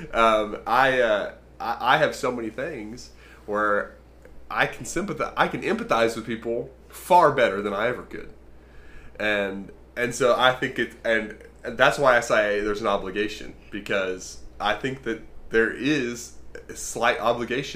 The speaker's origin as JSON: {"language": "English", "country": "United States", "tie": "born or raised there", "said": "I was born in America"}